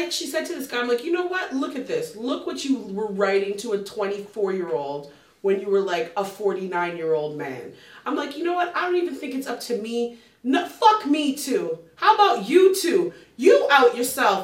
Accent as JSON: {"language": "English", "country": "Canada", "said": "I'm a Canadian across the ocean"}